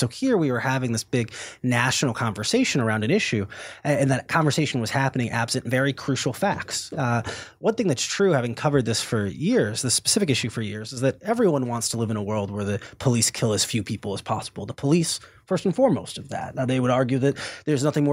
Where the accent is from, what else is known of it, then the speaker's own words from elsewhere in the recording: Cleveland, Ohio, United States; my hometown of Cleveland, Ohio